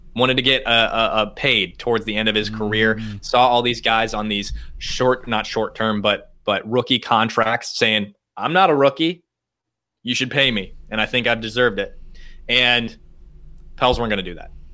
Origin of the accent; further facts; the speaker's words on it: Iowa, United States; now in Madison, United States; I'm from Iowa, really small town papers in Iowa